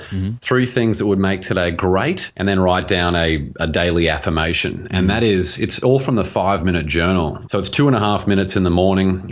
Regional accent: Australia; now in Los Angeles, United States; where I grew up in Australia, and it's an absolutely beautiful place. It was only when I moved to America

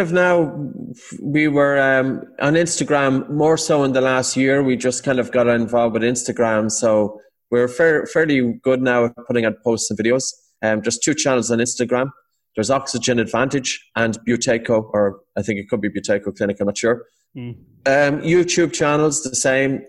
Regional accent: Ireland; Irish Irish people

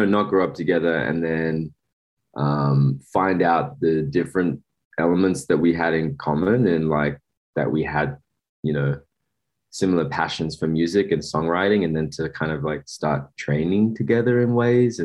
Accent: Sydney, New South Wales, Australia; moved away as an adult; also born or lived in Los Angeles; I'm from Western Sydney in like a small hood called St. Mary's.

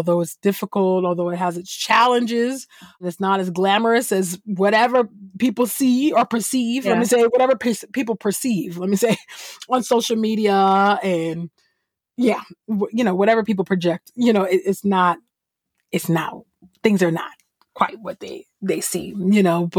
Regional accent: California, United States; I'm originally from California

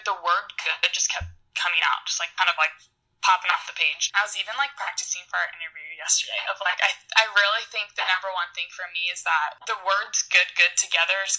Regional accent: Illinois, United States; moved away as an adult; also born or lived in Indiana; now in Orange County, United States; I'm from Illinois, and I moved to California 2 years ago

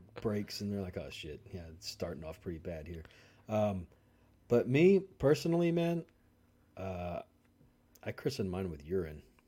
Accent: Louisiana, United States; growing up in Louisiana

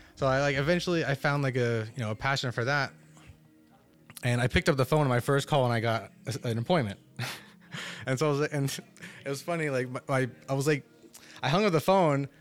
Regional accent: Totowa, New Jersey, United States; also born or lived in Paterson, New Jersey; grew up in Totowa my entire life

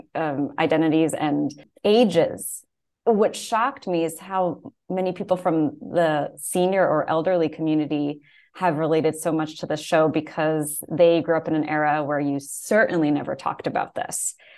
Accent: New York, United States; I grew up in New York, like just outside the city

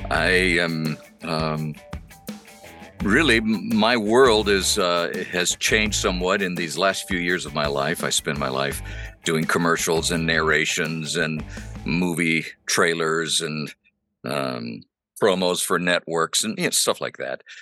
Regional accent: Honduras; first language Spanish; English is a second language; My parents were missionaries. And I grew up in Honduras speaking Spanish. Spanish is my first language

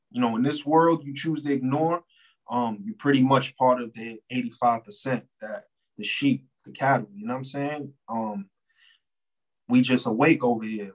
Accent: New York, United States; I'm from New York

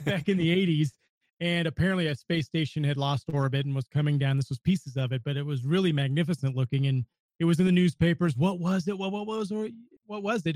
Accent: Northern California, United States; I grew up in Northern California.

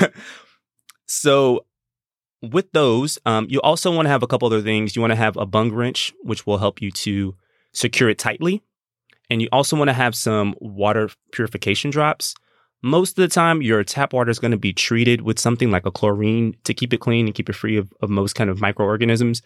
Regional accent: Gulf Coast, United States; I'm from the Gulf Coast. We prep, we prepare for hurricanes.

